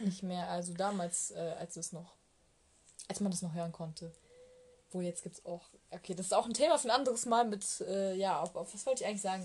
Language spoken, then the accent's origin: German; Bavaria, Germany; also born or lived in Malatya, Turkey; ich bin ja nicht in Deutschland geboren. Also auch wenn ich mit zwei nach Deutschland gekommen bin